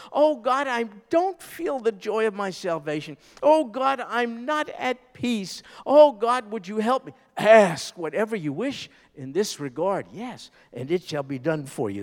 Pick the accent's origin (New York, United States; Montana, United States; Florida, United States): New York, United States; I'm a New Yorker